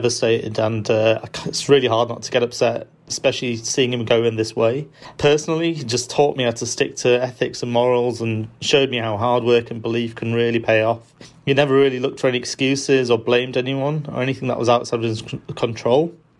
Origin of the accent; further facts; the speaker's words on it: Leeds, Yorkshire and the Humber, United Kingdom; moved away; although I live on the other side of the world, I'm really proud to say I'm from Leeds